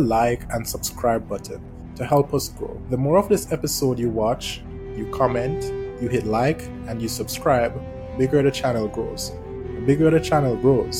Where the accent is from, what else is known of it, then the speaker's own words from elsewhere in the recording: Jamaica; I'm from Jamaica